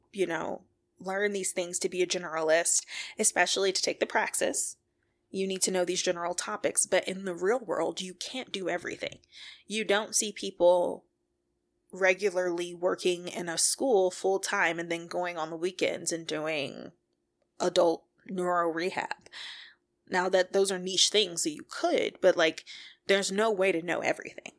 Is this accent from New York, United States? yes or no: no; Detroit, Michigan, United States; moved away as an adult; also born or lived in Boulder, Colorado; I am from Detroit, Michigan